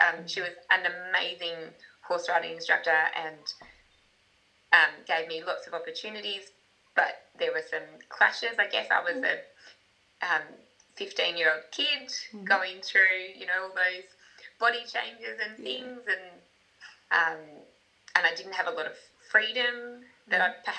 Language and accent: English; Exeter, Australia; I grew up in Exeter, right behind the chemist. A home that my great-grandfather built well over 100 years ago that had been added onto as the years went on.